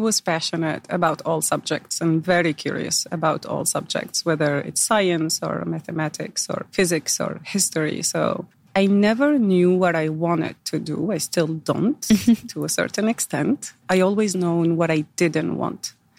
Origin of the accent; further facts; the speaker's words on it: Algeria; born there; So I was born in Algeria. I'm the eldest of three daughters.